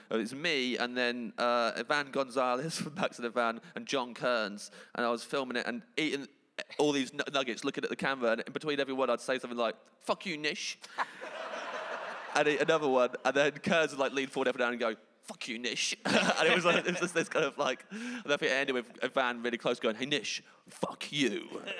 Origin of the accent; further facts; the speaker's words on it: England, United Kingdom; I'm English